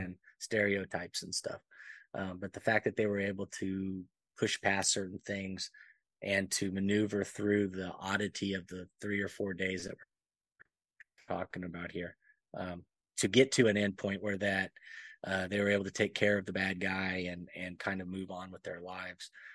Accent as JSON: {"language": "English", "region": "Alabama", "country": "United States", "tie": "born or raised there", "also_born_or_lived": "Panama / Texas", "moved": "yes", "said": "I grew up in Alabama for the majority of my, you know, youth and then moved to Panama and then moved to Texas."}